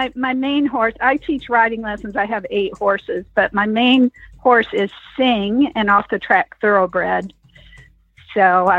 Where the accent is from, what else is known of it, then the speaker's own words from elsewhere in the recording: Pearland, Texas, United States; I'm from Pearland, Texas.